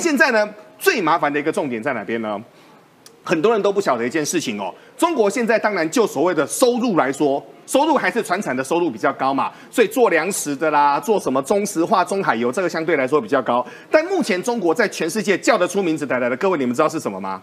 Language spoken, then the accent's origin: Chinese; Taiwan; 我们台湾人